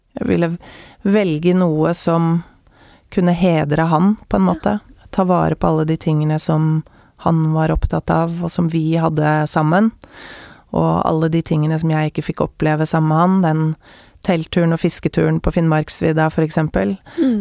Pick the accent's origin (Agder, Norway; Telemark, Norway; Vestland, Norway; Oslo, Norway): Oslo, Norway; jeg vokste jo opp midt i Majorstukrysset